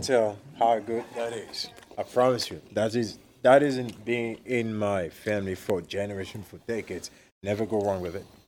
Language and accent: English; Egypt; moved away; Originally, I'm originally from Egypt